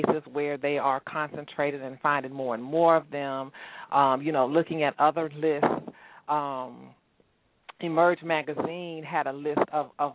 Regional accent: Houston, Texas, United States; moved away as an adult; also born or lived in Washington, D.C. / Maryland / Atlanta; I grew up in Houston.

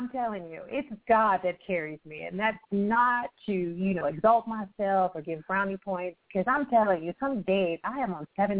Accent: Akron, Ohio, United States; moved away; also born or lived in Dallas, Texas; a small city girl. I'm born and raised in Akron, Ohio, which is the state LeBron James is from.

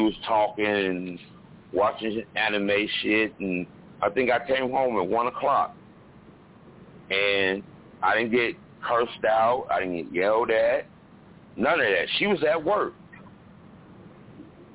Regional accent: Chicago, Illinois, United States; I'm from Chicago, born and raised

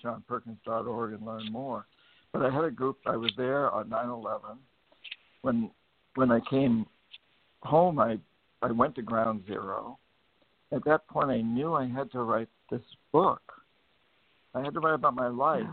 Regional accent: New Hampshire, United States; also born or lived in Latin America; now in Bainbridge Island, United States; I grew up in New Hampshire, the son of a of a teacher in a boys' boarding school

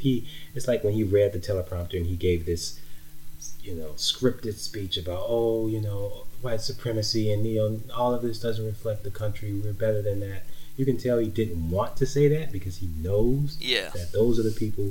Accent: Texas, United States; moved away; also born or lived in New Orleans, Louisiana / Minnesota; I lived in Texas most of my life, I would say. Well, half of it anyway. I was born in New Orleans, and I left New Orleans at a young age after Hurricane Katrina

